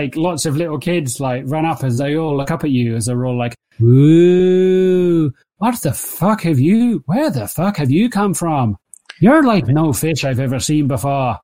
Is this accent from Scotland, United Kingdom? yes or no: no; Buckinghamshire, South East England, United Kingdom; growing up in Buckinghamshire